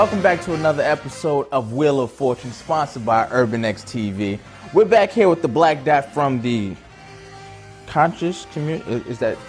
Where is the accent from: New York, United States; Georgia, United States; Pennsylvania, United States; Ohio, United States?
New York, United States; I'm from the Bronx.